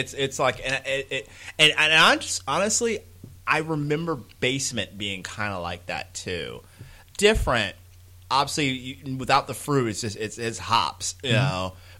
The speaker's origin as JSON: {"language": "English", "country": "United States", "said": "I'm ugly American"}